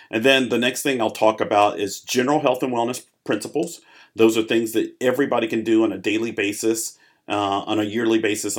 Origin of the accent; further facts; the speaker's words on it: Arkansas, United States; also born or lived in Chicago; I was born in Chicago, grew up there, and then my family moved to Arkansas. I grew up in Arkansas, very different, but I learned a lot from both environments. I've kind of lived a little bit of everywhere.